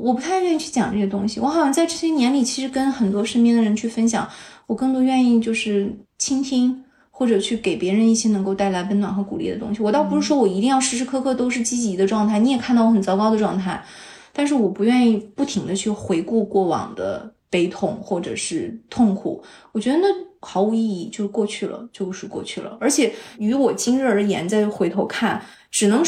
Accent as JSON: {"language": "Chinese", "region": "Northeast China", "country": "China", "said": "可能就是我是东北人爱啃骨头"}